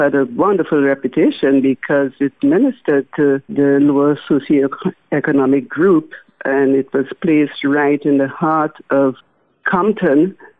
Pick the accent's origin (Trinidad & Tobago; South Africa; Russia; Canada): Trinidad & Tobago; moved away; also born or lived in Naples, Florida; Trinidad is shut down right now, unfortunately, because of the pandemic. So I have not visited my home country in well over a year